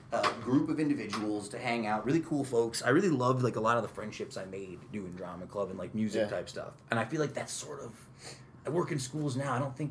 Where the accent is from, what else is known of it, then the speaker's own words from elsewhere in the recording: Utica, New York, United States; growing up in South Utica